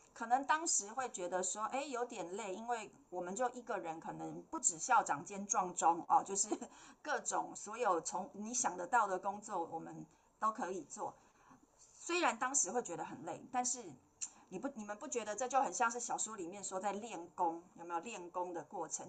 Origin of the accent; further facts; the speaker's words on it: Taipei, Taiwan; 我刚刚有说我是台北人